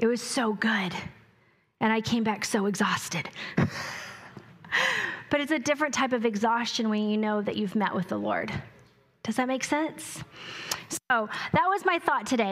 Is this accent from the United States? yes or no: yes; New Mexico, United States; I grew up on irrigation in New Mexico